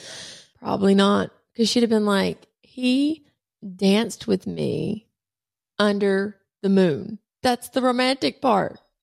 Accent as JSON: {"language": "English", "town": "Talladega", "region": "Alabama", "country": "United States", "tie": "born or raised there", "also_born_or_lived": "Rosemary Beach, Florida", "said": "I grew up in Talladega. My grandfather was the mayor. He was the track doctor. I grew up in Rosemary Beach."}